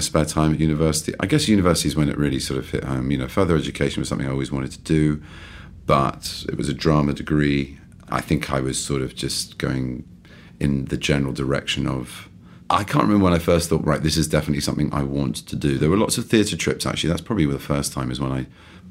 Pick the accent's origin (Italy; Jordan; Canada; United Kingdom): United Kingdom; London; also born or lived in East Grinstead / Harrow; I was born and raised in London on and off. I went to boarding school